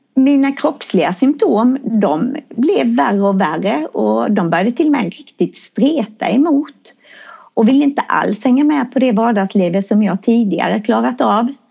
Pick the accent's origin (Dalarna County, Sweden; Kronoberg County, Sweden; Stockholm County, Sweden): Kronoberg County, Sweden; Växjö; jag kommer från Växjö.